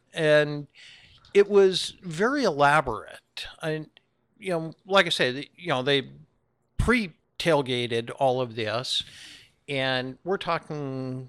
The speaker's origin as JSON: {"language": "English", "region": "Wisconsin", "country": "United States", "tie": "born or raised there", "said": "All right, so I grew up in Wisconsin, just outside of Milwaukee"}